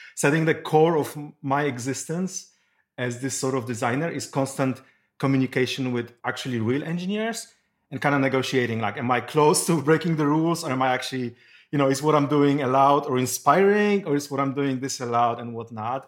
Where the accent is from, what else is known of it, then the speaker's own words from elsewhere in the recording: Poland; now in Silicon Valley, United States; I'm originally from Poland. I moved to Silicon Valley long time ago